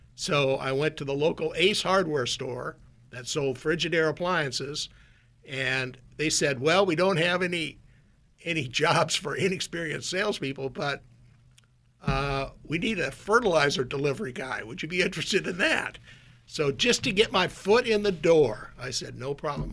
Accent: Minot, North Dakota, United States; moved away as an adult; also born or lived in Minnesota; now in Silicon Valley, United States; I grew up in Minot, North Dakota, a town of about, at the time, 25, 30,000 people

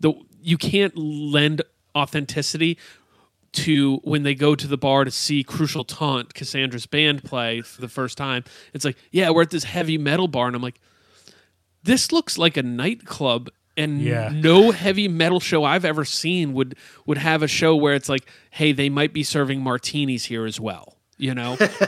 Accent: Canada; hey, we're Canadians, and like, yeah, we're going to dress up like we're from Chicago.

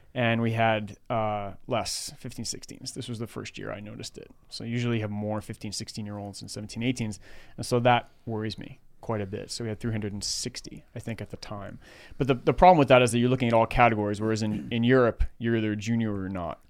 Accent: New York City, New York, United States; moved away as an adult; now in Menlo Park, United States; I grew up in Queens, New York

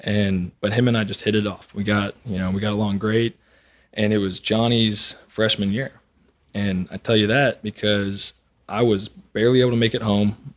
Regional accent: Montgomery, Texas, United States; I grew up on Lake Conroe, up in Montgomery

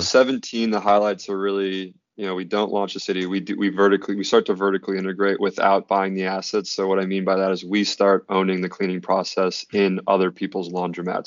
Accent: Red Wing, Minnesota, United States; moved away; I'm from Red Wing, Minnesota, originally

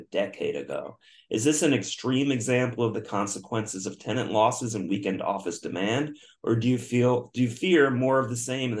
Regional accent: Yonkers, New York, United States; I love upstate New York. I was born in Yonkers

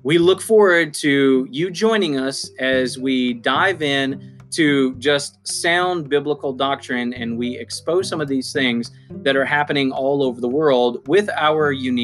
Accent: United States; as you can already tell by my accent, I am an American. I live on the East Coast in the South.

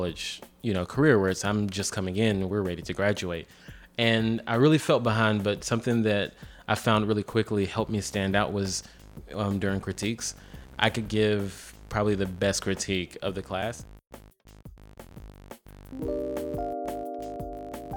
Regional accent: Columbia, South Carolina, United States; also born or lived in Greensboro, North Carolina; I am from Columbia, South Carolina. Well, born in Greensboro, North Carolina, raised in Columbia.

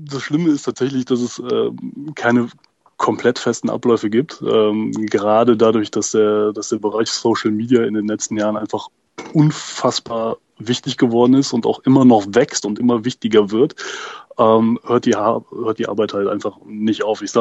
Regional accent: Röndorf, North Rhine-Westphalia, Germany; ich komme hier unten aus der Ecke tatsächlich halt ursprünglich aus Röndorf, deswegen ähm, da auch basketballerisch groß geworden

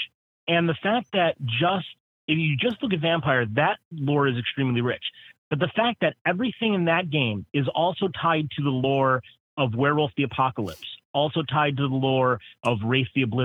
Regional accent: Milwaukee, Wisconsin, United States; my hometown of Milwaukee

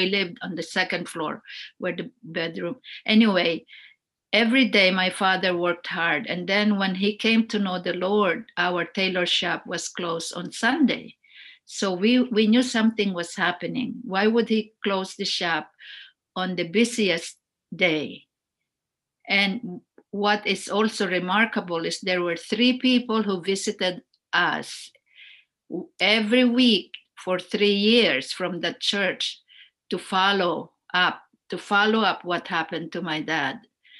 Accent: Philippines; English is a second language; Even now you can tell that I'm Filipino.

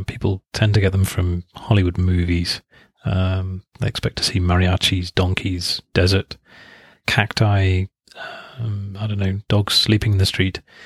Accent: England, United Kingdom; moved away as an adult; now in Mexico; I come from England, but I've lived in Mexico for nearly twenty years now.

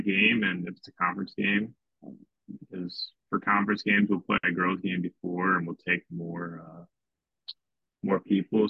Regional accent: Morton, Illinois, United States; it's right in between Morton and Eureka, where I grew up

